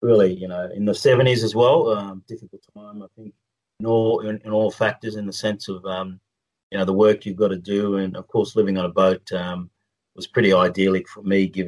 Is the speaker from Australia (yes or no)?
yes; Australia; I'm a proud Australian